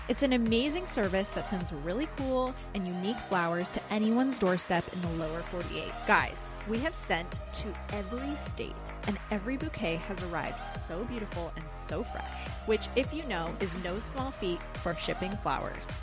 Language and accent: English; Port Angeles, Washington, United States; moved away; we grew up in the same town, Port yeah. Angeles, Washington